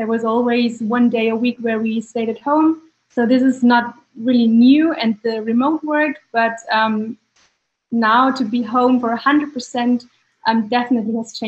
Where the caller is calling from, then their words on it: Munich, Bavaria, Germany; I'm joining you from Munich.